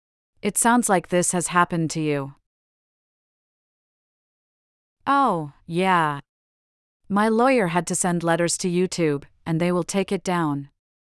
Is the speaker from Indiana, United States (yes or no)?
no; Virginia, United States; Yeah, and also my home state of Virginia, I've helped out.